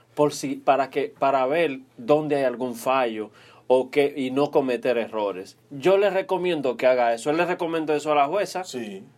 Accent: Dominican Republic; como dominicano que soy

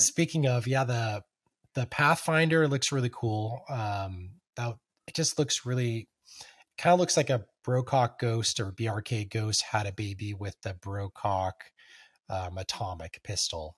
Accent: California, United States; moved away; I'm originally from California

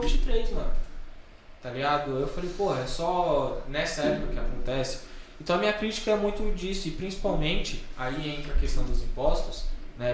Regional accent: São Paulo, Brazil; a escola que eu me formei, no no ensino médio, tem uma matéria no SBT falando que é a pior, pior escola estadual da Zona Oeste

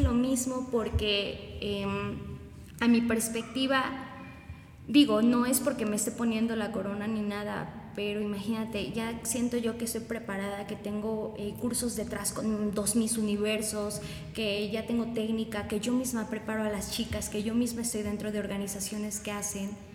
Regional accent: Chalchicomula de Sesma, Puebla, Mexico; yo soy de Chalchicomula de Sesma

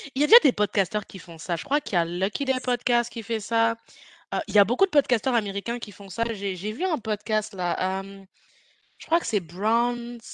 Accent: France; toi et moi, on vient de France

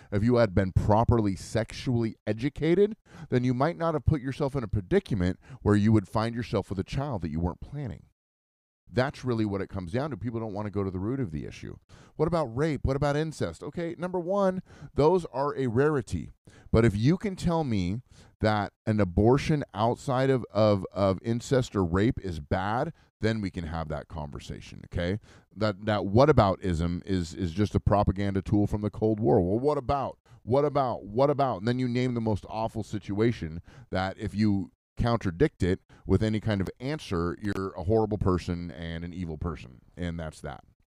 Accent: United States

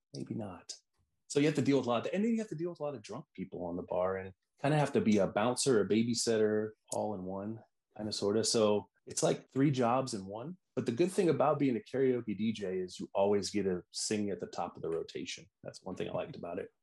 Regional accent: Iowa, United States; also born or lived in Des Moines; I'm from Iowa, so the Iowa State Fair is huge in where I live in Des Moines

